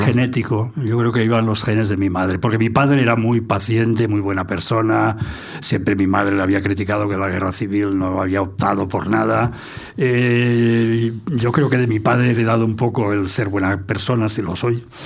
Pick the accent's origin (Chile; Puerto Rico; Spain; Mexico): Spain; Barcelona, Catalonia; first language Catalan; Spanish is a second language; moved away as an adult; now in Madrid, Spain; en casa se hablaba catalán y en el colegio pues castellano y me alegro de haberme educado en los dos